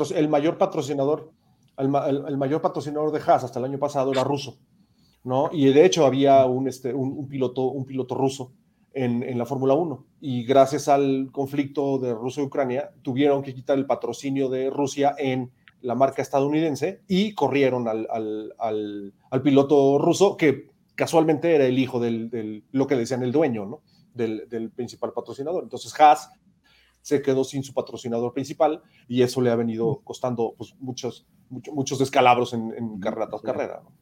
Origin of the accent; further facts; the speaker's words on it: Mexico; como mexicano